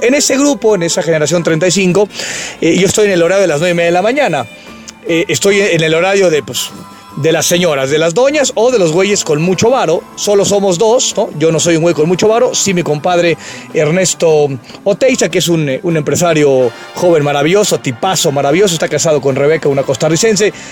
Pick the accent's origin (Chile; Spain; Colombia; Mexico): Mexico; Soy orgullosamente mexicano